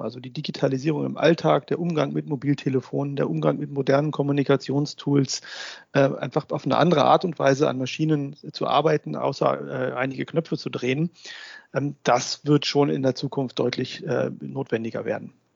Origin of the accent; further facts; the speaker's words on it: Germany; bei uns in Deutschland